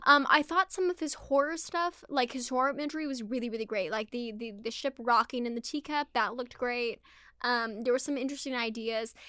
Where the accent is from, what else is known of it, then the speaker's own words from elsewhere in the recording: Scotland, United Kingdom; I'm not even Irish, I'm Scottish